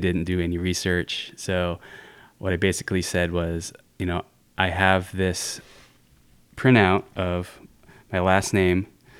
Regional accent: Riverside, California, United States; I was born and raised in like near Riverside, California

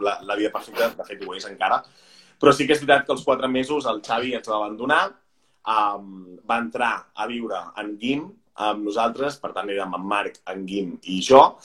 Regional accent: Pineda de Mar, Catalonia, Spain; moved away as an adult; now in Barcelona, Spain; jo soc de, de Pineda de Mar

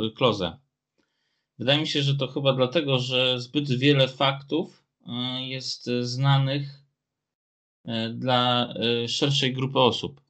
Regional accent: Szczytno, Warmian-Masurian Voivodeship, Poland; na tych terenach, gdzie ja teraz mieszkam wokół Szczytna. Tak więc e, nawet na ulicy, na której ja się wychowałem

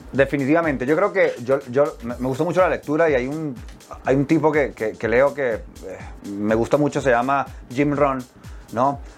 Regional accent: Venezuela; moved away as an adult; pero pues yo salí de Venezuela a los 18 años, tengo 34.

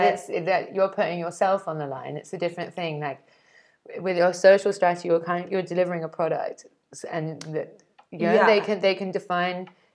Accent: England, United Kingdom; I'm English

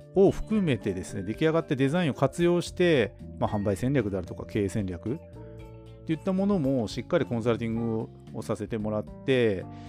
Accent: Hokkaido, Japan; 僕たちの地元北海道

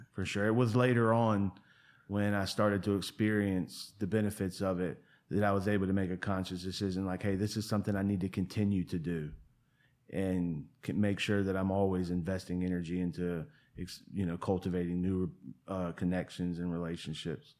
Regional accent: Portsmouth, Virginia, United States; moved away as an adult; now in Asheville, United States; I tell everybody in Asheville I'm from Virginia Beach because I grew up in a town called Portsmouth

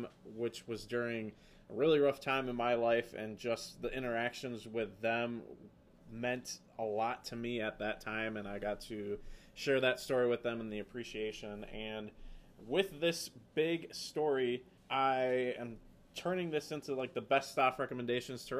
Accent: Appleton, Wisconsin, United States; accent: Wisconsin; Appleton, Wisconsin

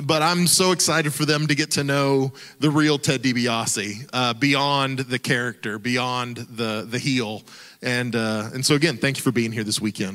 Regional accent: Oklahoma, United States; I grew up in Oklahoma

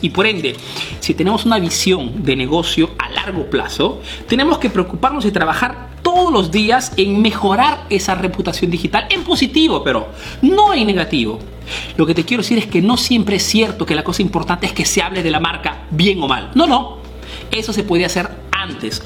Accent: Peru; now in Italy; soy un emprendedor peruano que vive y hace negocios aquí en Italia

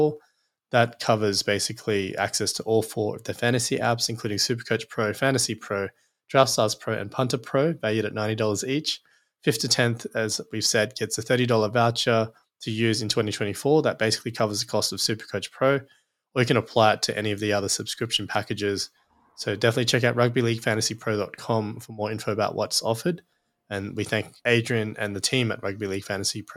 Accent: Queensland, Australia; as a Queenslander

